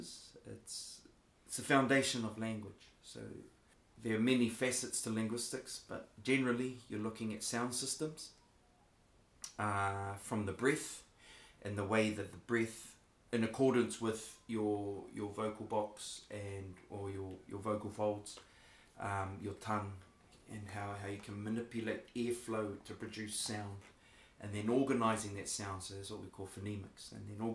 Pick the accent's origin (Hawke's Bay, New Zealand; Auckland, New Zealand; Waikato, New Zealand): Waikato, New Zealand; So I hail from the Waikato region, kind of central New Zealand.